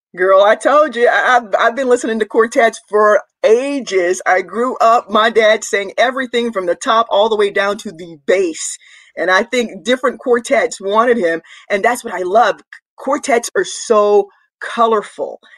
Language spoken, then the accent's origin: English; Rougemont, North Carolina, United States; I'm from Rougemont, North Carolina, Durham County